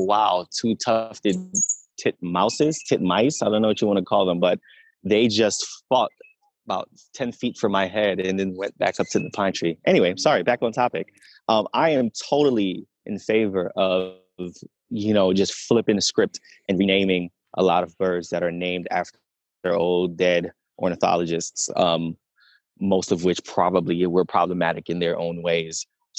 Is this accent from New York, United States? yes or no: yes; New York City, New York, United States; moved away as an adult; now in Atlanta, United States; So of course, born and raised in the Bronx, New York. Mm-hmm. Exactly, BX.